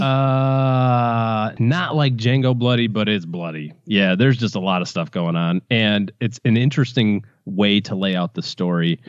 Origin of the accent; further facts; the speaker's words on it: Michigan, United States; I'm from Michigan